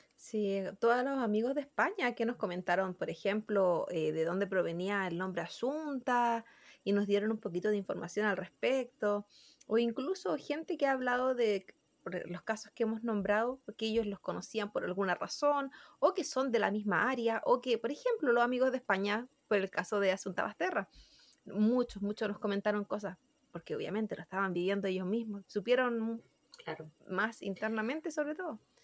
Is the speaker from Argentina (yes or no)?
no; Chile; nuestros compatriotas